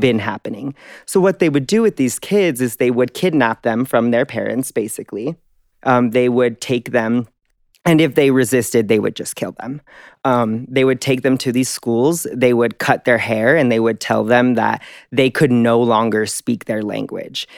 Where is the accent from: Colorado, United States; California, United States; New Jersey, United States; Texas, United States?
Colorado, United States; Denver; I grew up in Denver, Colorado.